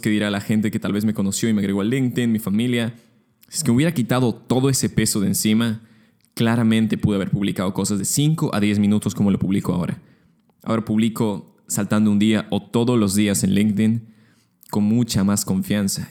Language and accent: Spanish; Lima, Peru; moved away as an adult; now in Munich, Germany; soy peruano, originario de Lima